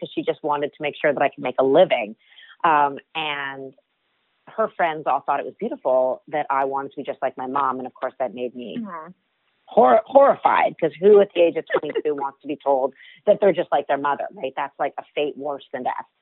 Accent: Toronto, Ontario, Canada; I grew up in Toronto, Canada, and my mom ran a cooking school out of our home when I was a child

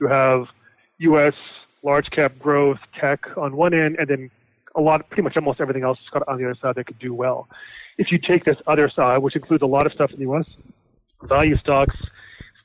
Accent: Canada; I'm actually from Canada

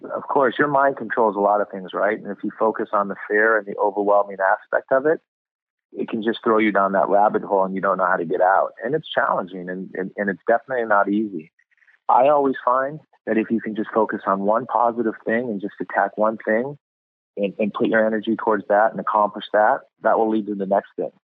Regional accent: California, United States; also born or lived in Boston, Massachusetts / New York City; I was born in Boston, Massachusetts, and then at three we moved to California

